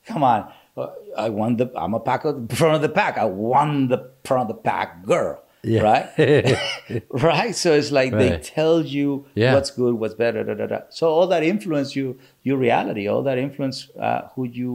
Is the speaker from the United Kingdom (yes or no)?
no; Culiacán, Sinaloa, Mexico; moved away; I grew up in Sinaloa, Mexico, Culiacán, Sinaloa, Mexico